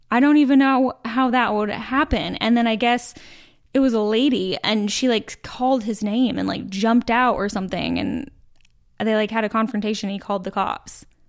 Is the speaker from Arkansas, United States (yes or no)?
no; Utah, United States; moved away as an adult; now in Charlotte, United States; born and raised in Utah. We dated in high school.